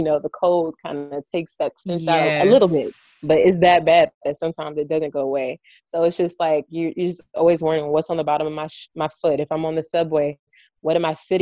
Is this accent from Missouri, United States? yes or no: no; Rowlett, Texas, United States; moved away; in Rowlett, where we're from